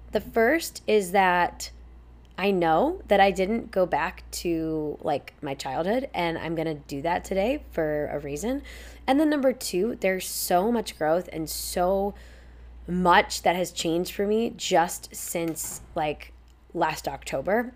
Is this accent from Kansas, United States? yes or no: no; Indianapolis, Indiana, United States; moved away; also born or lived in Florida / Ohio / Boston / Chicago; we moved to Indianapolis, Indiana, right outside, on forty acres of land